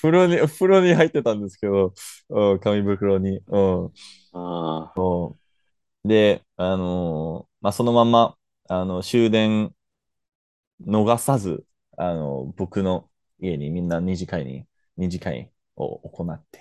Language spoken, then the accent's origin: Japanese; Canada; 僕のみたいな、なんか、あの、カナダ生まれ育ちのルーマニア人じゃなくて、